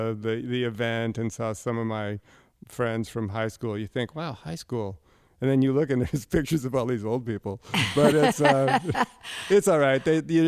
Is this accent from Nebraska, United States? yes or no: no; Indianapolis, Indiana, United States; born there; I was born in St. Vincent's Hospital in Indianapolis, Indiana, you know, 21 years ago.